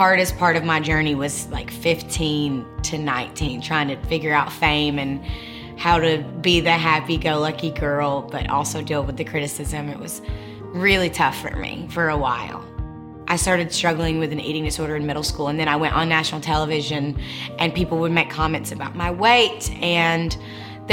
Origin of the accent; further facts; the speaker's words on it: Rossville, Georgia, United States; I grew up in Rossville, Georgia, which is really close to Chattanooga, Tennessee